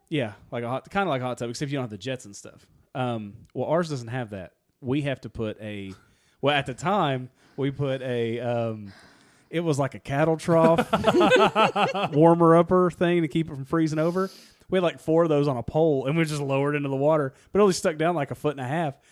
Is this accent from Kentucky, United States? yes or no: yes; Kentucky, United States; That's where I'm from